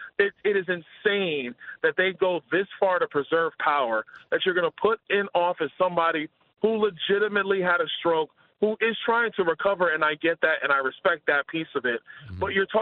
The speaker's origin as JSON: {"language": "English", "town": "New York City", "region": "New York", "country": "United States", "moved": "yes", "said": "That's what's happened to my former city. I'm from Brooklyn, New York."}